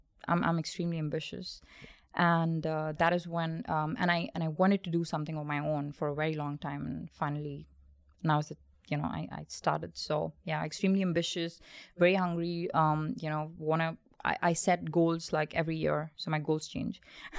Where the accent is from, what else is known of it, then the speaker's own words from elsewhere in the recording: India; So I was born in India and and then because of my dad's nature of job, we did move about a lot.